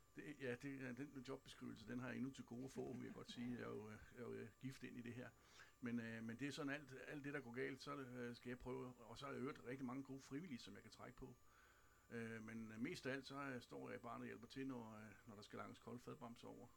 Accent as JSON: {"language": "Danish", "town": "Kirkerup", "region": "Zealand", "country": "Denmark", "said": "jeg er i virkeligheden her fra kommunen af, fra Kirkerup"}